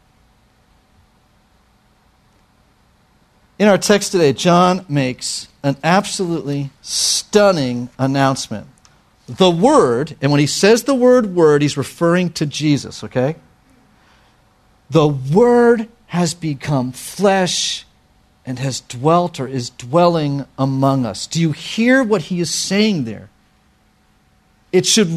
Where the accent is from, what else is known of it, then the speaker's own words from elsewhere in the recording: New York, United States; I'm a New Yorker